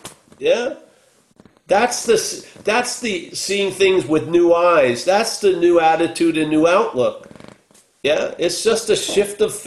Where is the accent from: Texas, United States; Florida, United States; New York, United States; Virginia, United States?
New York, United States; When I was growing up in New York